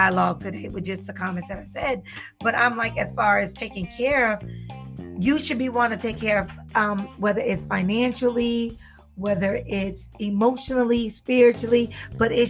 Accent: the South, United States; I'm from the South

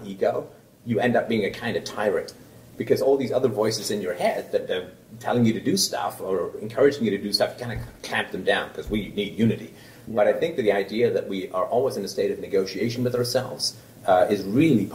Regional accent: England, United Kingdom; now in Canada; I grew up in England

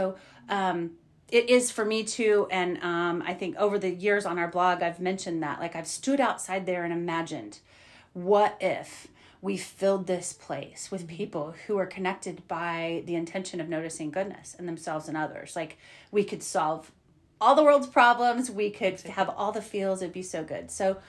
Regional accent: New York, United States; New York City. I'm from Long Island. So that's why I say the state.

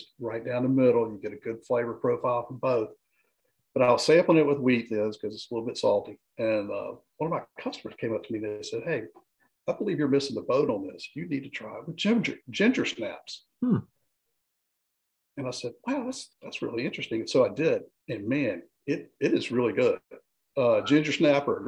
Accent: Greensboro, North Carolina, United States; I grew up in Greensboro

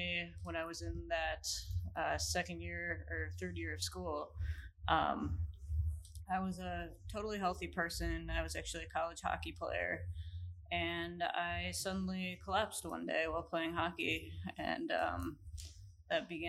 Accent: Grafton, Wisconsin, United States; I am originally from southeastern Wisconsin, Grafton area, and I grew up

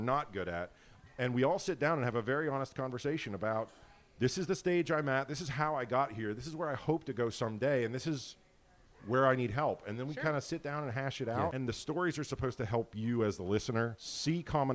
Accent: Erie, Pennsylvania, United States; I was born in Erie

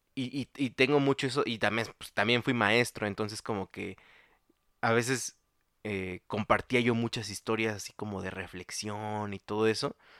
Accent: Mexico

